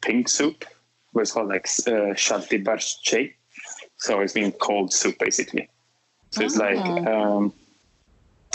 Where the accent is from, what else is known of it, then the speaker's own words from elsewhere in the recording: a small town 62 km from Gothenburg, Västra Götaland, Sweden; where I'm actually from, which is a small town 62 kilometers away from Gothenburg